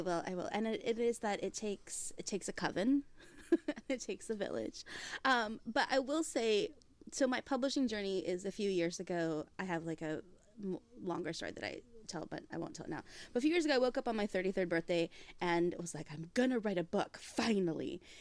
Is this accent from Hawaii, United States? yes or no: yes; Hawaii, United States; I grew up in Hawaii